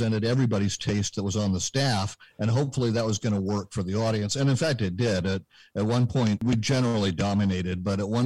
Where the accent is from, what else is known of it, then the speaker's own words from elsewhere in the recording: Berkeley, California, United States; moved away as an adult; also born or lived in Santa Barbara, California; now in Vermont, United States; I was born and raised in Berkeley, California